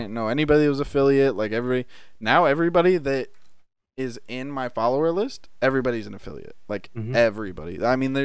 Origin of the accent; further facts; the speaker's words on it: Michigan, United States; I grew up in Michigan